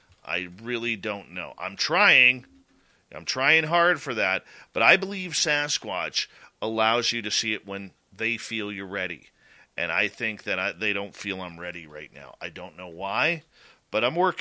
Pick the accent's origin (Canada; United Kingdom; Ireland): Canada; I'm from Canada